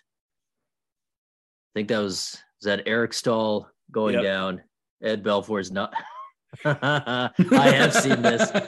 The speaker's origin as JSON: {"language": "English", "town": "Ottawa", "region": "Ontario", "country": "Canada", "said": "I'm from Ottawa up here."}